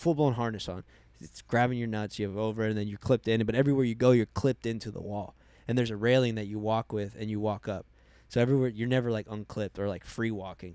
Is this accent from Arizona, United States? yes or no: yes; Arizona, United States